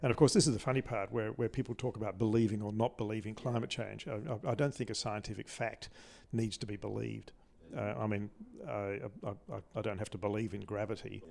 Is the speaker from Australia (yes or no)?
yes; Adelaide, South Australia, Australia; I grew up in Adelaide